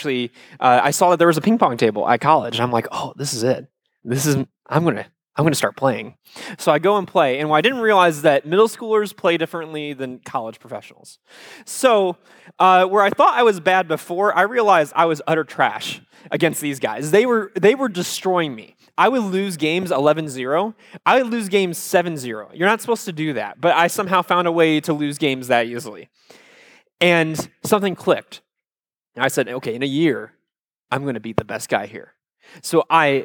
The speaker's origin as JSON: {"language": "English", "region": "Iowa", "country": "United States", "said": "I am from Iowa"}